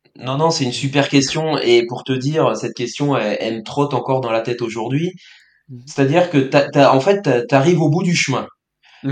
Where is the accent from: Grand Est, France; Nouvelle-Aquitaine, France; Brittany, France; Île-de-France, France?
Brittany, France; je suis breton